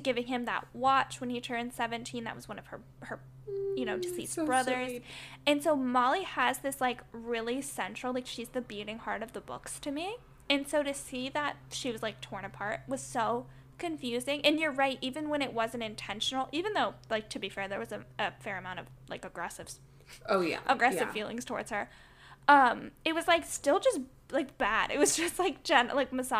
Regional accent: the South, United States; I grew up in the South

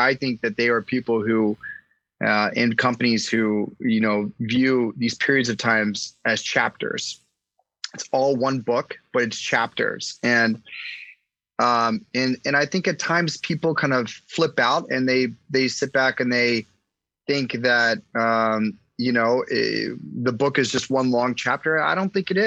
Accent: Washington, District of Columbia, United States; I grew up in Washington, D.C.

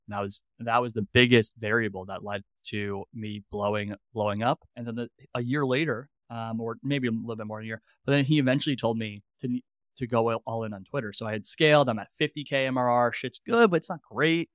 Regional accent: New York, United States; moved away; also born or lived in Columbus, Ohio; I'm from New York

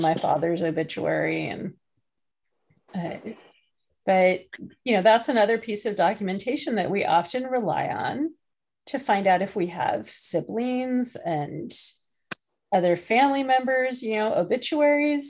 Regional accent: England, United Kingdom; I was born in England

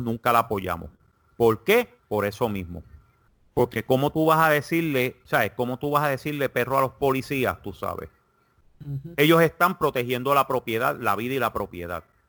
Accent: Puerto Rico; como buen puertorriqueño, cuando tenía 20, 22, 23 años, yo pertenecía al partido independentista

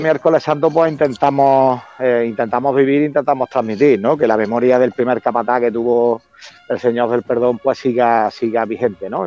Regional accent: Córdoba, Andalusia, Spain; mi tierra, como también en Córdoba

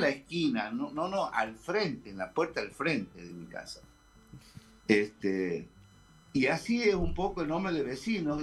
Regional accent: Termas de Río Hondo, Santiago del Estero, Argentina; now in Santiago del Estero, Argentina; soy de Termas del Riondo, pero vivo en Capital desde los 17 años

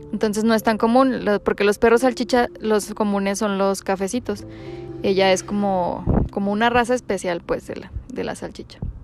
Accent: Durango, Mexico; nací en Durango, tengo 27 años

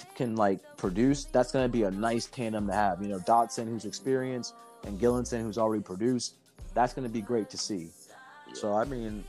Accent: Pickerington, Ohio, United States; my hometown, Columbus, Pickerington

